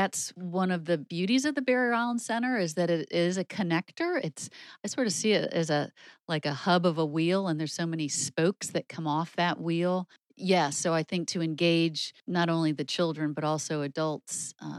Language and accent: English; Shaker Heights, Ohio, United States; David, I am not. I grew up primarily in Shaker Heights, Ohio.